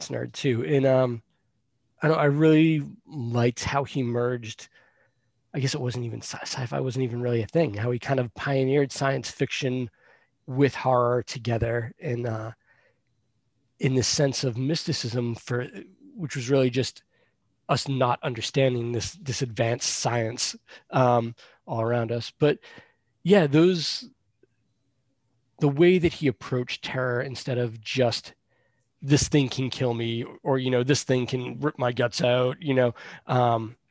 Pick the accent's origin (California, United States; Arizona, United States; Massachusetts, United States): Massachusetts, United States; Boston; also born or lived in Salem, Massachusetts; I grew up around Boston, so I was always on the trains and the buses